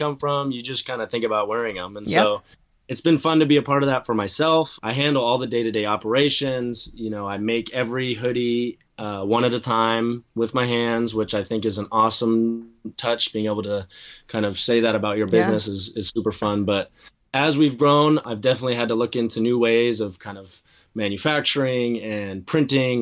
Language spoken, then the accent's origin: English; Seattle, Washington, United States; Both being kids born and raised in Seattle.